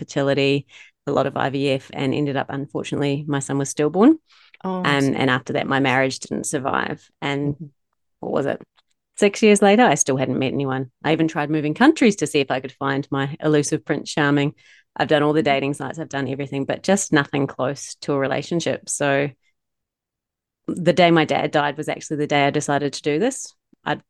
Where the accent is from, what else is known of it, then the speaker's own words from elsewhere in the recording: Wellington, New Zealand; moved away as an adult; also born or lived in Palmerston North; now in Melbourne, Australia; I grew up in Wellington and I moved over here when I was 35